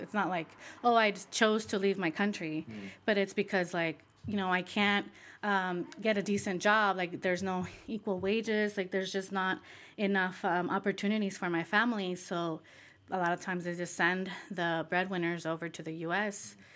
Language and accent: English; Michoacán, Mexico; now in United States; Michoacan, which is a southern state in, in Mexico, which I also am from, Michoacan